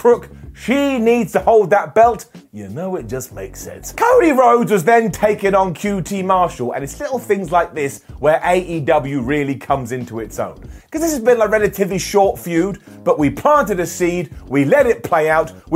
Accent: England, United Kingdom; I am an Englishman, a United Kingdom person

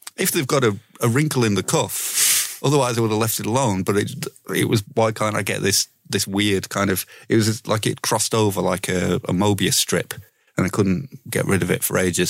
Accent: Leeds, Yorkshire and the Humber, United Kingdom; I'm fucking from Leeds

